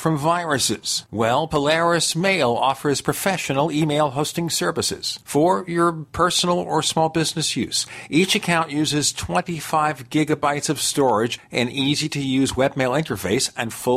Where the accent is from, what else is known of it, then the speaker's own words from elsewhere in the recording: New York City, New York, United States; I'm from Brooklyn